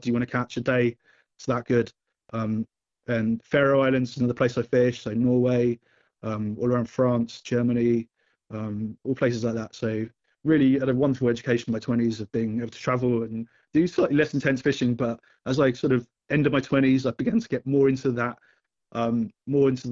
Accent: Cambridge, East of England, United Kingdom; moved away as an adult; now in Southern California, United States; where I grew up in Cambridge, England, we had a beautiful river running

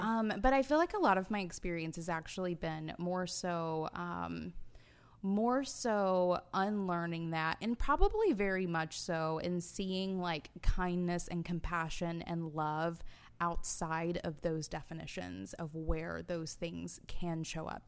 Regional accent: Alabama, United States; I was born in July, so it was hot as hell 'cause we're in, in Alabama

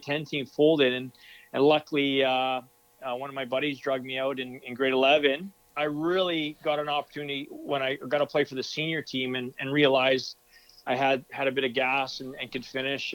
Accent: Duncan, British Columbia, Canada; moved away as an adult; also born or lived in France / Italy; I'm born and raised on Vancouver Island

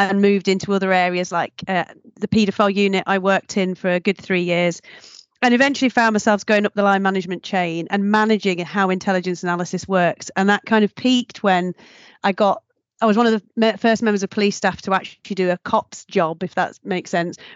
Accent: Nottingham, East Midlands, United Kingdom; moved away; I'm originally from Nottingham

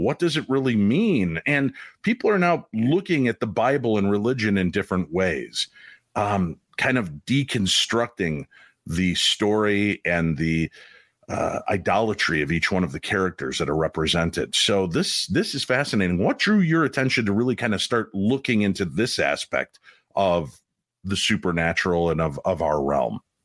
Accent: Chicago, Illinois, United States; I grew up in Chicago

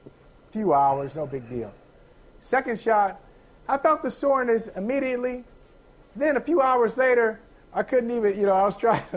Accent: Akron, Ohio, United States; Antoine Winfield is from Akron, Ohio, my hometown.

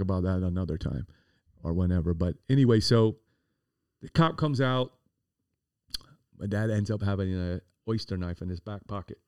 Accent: Miami, Florida, United States; also born or lived in Coral Gables; I was born and raised in Coconut Grove

